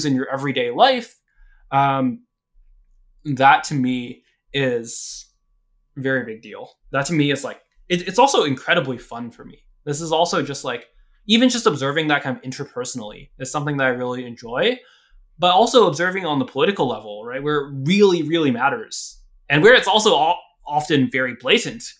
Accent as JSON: {"language": "English", "country": "United States", "tie": "born or raised there", "also_born_or_lived": "Hong Kong (ancestry)", "said": "I was born here"}